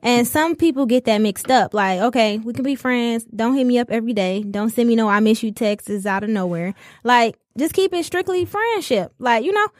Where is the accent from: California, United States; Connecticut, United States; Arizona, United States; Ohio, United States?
California, United States; the Valley; Shout out to Cali. That's where I'm from